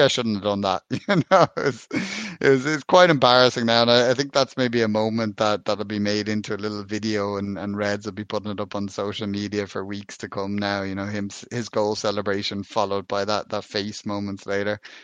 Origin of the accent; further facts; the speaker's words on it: Ireland; being an Irishman